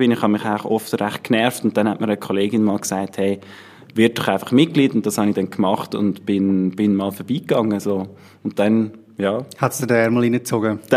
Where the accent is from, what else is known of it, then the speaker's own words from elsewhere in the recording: Schattenhalb, Bern, Switzerland; dort, wo wir aufgewachsen sind in der Gemeinde, wo ich aufgewachsen bin in der Gemeinde Schattenhalb.